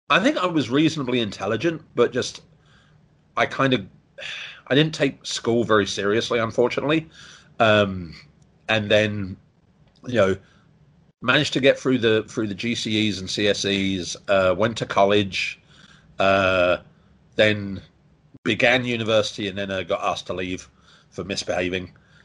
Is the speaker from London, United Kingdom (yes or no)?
yes; Croydon, London, United Kingdom; moved away as an adult; now in Hong Kong; born and raised in Croydon, which in England, which was when I was there was quite nice.